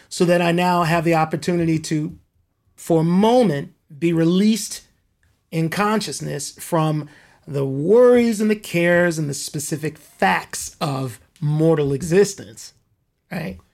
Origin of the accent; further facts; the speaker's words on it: Compton, California, United States; I grew up in Compton. Compton here in Southern California